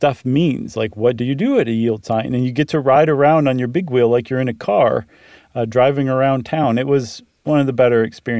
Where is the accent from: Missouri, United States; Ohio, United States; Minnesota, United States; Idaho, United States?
Ohio, United States; Toledo; So that reminds me of something I went to when I grew up in Toledo called Safety City.